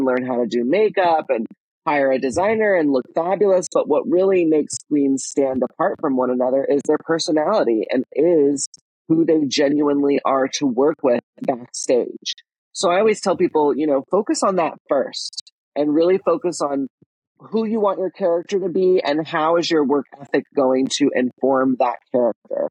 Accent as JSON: {"language": "English", "region": "Texas", "country": "United States", "tie": "born or raised there", "said": "I grew up in Texas"}